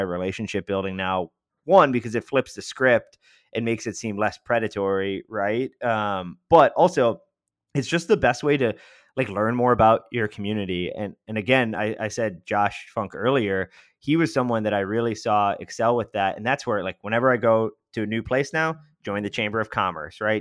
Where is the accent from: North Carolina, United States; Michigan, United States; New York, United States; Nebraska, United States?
New York, United States; Rochester; moved away as an adult; also born or lived in Washington, D.C.; now in Tampa, United States; I'm from Western New York in, in Rochester, and that's where I grew up